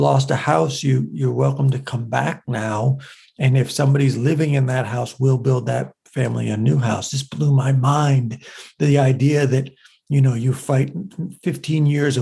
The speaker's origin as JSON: {"language": "English", "country": "United States", "said": "I love being an American, and I love being a Lebanese American."}